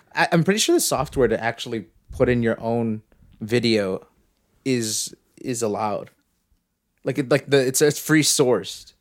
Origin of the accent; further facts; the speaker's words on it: Canada; I'm Canadian